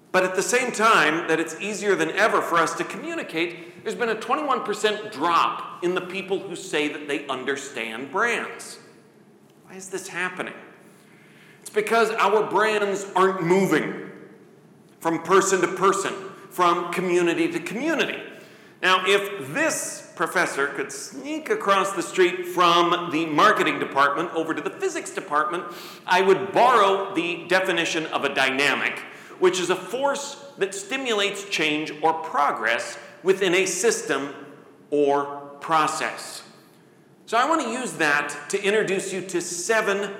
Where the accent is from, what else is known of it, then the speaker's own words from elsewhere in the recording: Midwest, United States; now in Coralville, United States; I'm from the Midwest